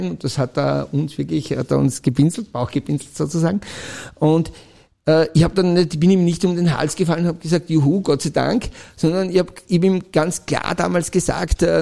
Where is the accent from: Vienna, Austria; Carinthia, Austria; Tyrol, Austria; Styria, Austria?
Styria, Austria; Ich, ich als Steirer, äh